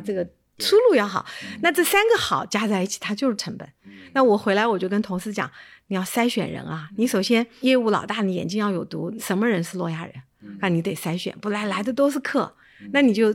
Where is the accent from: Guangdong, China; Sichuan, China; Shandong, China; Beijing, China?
Sichuan, China; Chengdu; moved away; 我是在成都长大的